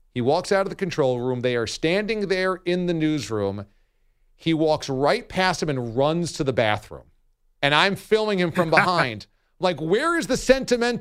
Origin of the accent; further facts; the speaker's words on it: New York, United States; also born or lived in Boston; I'm from New York. My family is here.